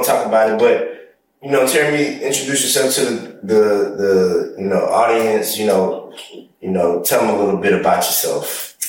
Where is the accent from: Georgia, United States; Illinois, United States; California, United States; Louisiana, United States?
Georgia, United States; Columbus; when I would say I was from Columbus, they'd be like, how close is that to Atlanta? I'm like, it's not. It's an hour and a half away.